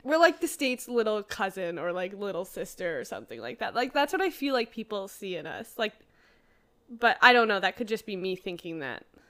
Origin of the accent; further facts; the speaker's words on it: Canada; I'm Canadian through and through